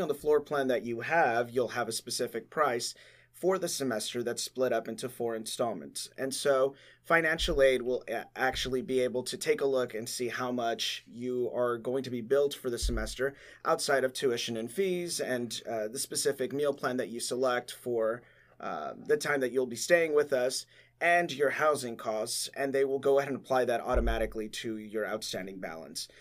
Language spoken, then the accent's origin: English; Laredo, Texas, United States; I am from Laredo, Texas